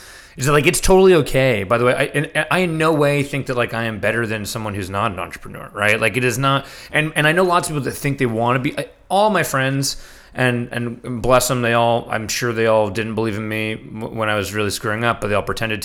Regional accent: New York City, New York, United States; I grew up in New York City

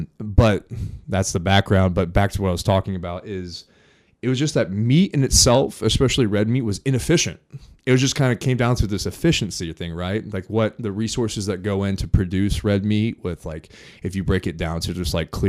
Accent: Morristown, Indiana, United States; I was born and raised here in Indiana, small town, Morristown, Indiana, 1,000 people, grew up on a farm

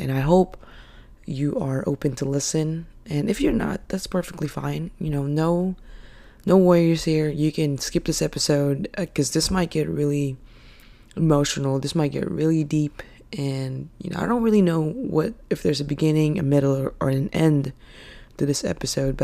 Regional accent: Philippines; now in United States; I'm actually Filipino, and I was born and raised in the Philippines.

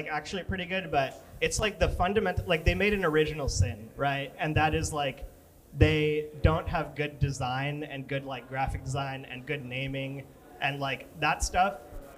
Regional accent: New York City, New York, United States; Right here, Chinatown, New York

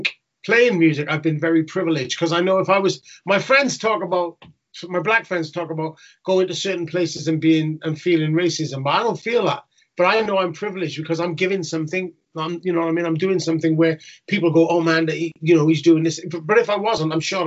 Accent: Newport, Wales, United Kingdom; in Wales where I grew up in Newport

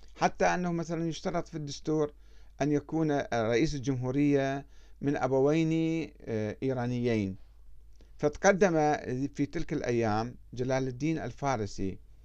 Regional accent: Iraq; moved away as an adult; also born or lived in Iran; أنا كعراقي

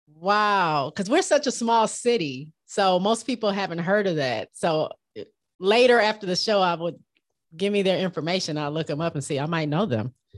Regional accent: Michigan, United States; moved away as an adult; I grew up in Michigan, right off the lake, Lake Michigan.

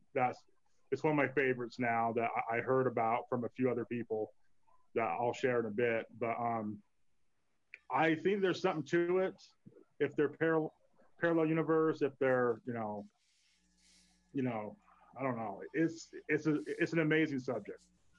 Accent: Hyde Park, Utah, United States; Well, I grew up in Hyde Park.

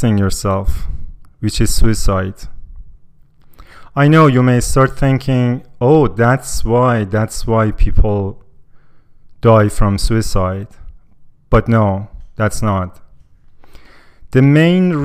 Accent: Iran; now in Canada; I'm from Iran, and when I tell people I'm from Iran

